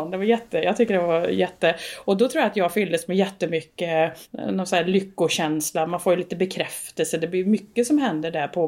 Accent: Värmland, Sweden; Hemma i Värmland.

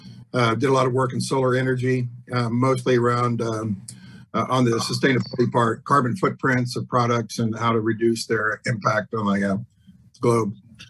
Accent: Lawrence, Kansas, United States; moved away as an adult; also born or lived in Seattle; I grew up in Lawrence, was here till I was in my mid-20s, was gone for about 30 years, and been back for five. 16 years in Seattle

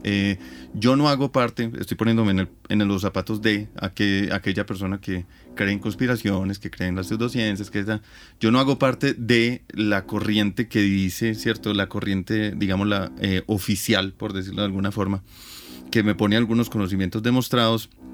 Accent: Antioquia, Colombia; de las creencias populares que me tocaron a mí desde niño, ¿cierto? Entonces, por ejemplo, uno le da una gripa y en, Antioquia se recomienda mucho el agua panela con limón

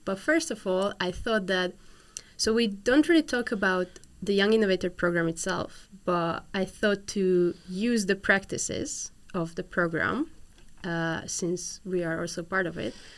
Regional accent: Hungary; I'm from Hungary

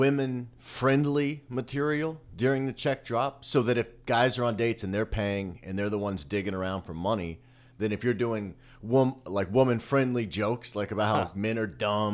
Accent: Kansas City, Missouri, United States; I grew up in Kansas City

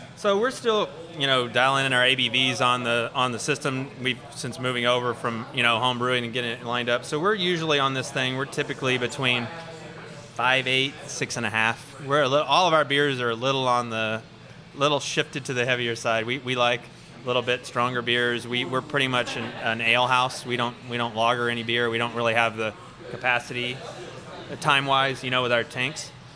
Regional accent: Cove, Texas, United States; now in Houston, United States; I'm from about 45 minutes east of here small town called Cove out past Baytown

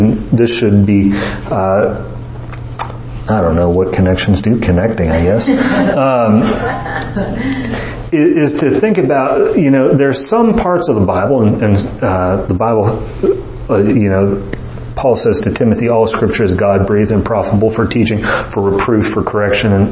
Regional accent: Morehead City, North Carolina, United States; I was born in 1984 in Moorhead City, North Carolina

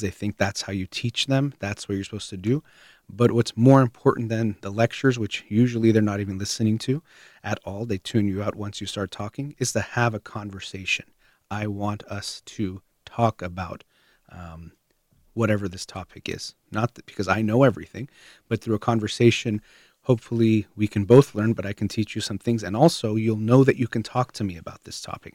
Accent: United States; I was born in the United States, have Iranian parents, so I'd be considered Iranian American.

